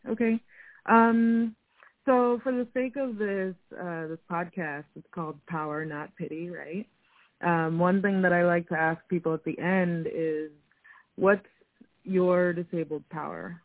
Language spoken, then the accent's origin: English; New York City, New York, United States; I'm from New York City